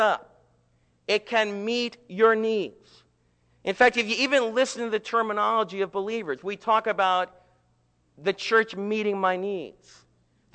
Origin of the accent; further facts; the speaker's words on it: United States; as American believers and American citizens